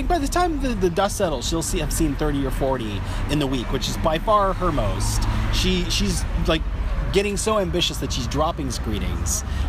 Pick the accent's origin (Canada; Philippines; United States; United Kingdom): Canada; Toronto, Ontario; my hometown of Toronto, Canada.